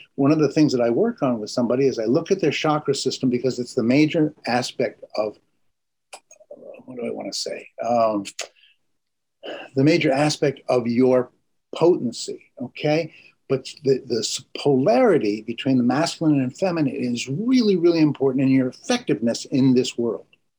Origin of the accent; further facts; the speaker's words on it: Vermont, United States; I grew up in Vermont